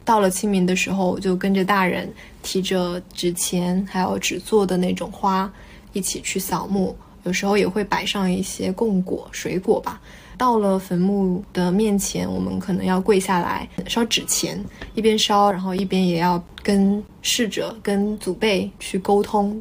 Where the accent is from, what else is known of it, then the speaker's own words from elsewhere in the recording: central China, China; now in Guangdong, China; 我虽然也是半个广东人，但我老家不在这边嘛。我老家是在中国中部的一个省市。然后我们那边的清明节感觉就没有那么的浓重